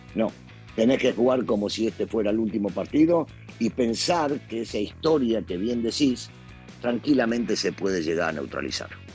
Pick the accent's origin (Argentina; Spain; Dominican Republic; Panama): Argentina; mis paisanos